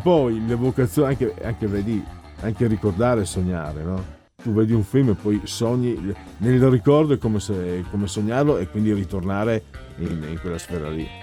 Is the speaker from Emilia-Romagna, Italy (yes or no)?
no; Friuli-Venezia Giulia, Italy; vengo dal Friuli